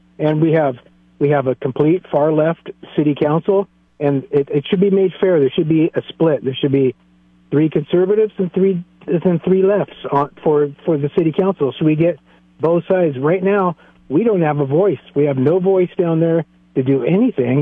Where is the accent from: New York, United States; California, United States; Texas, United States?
California, United States; San Luis Obispo; I've been born and raised in San Luis Obispo